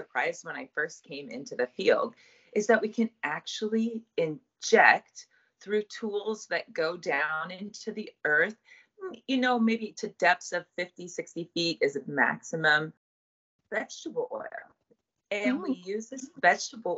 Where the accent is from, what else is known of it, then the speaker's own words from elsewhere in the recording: Colorado, United States; I grew up in Colorado, so I've always lived in places where water is of a shortage